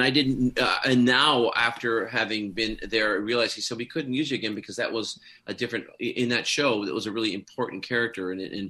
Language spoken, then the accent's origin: English; Canada; also born or lived in Scotland; I was. I came over when I was quite young.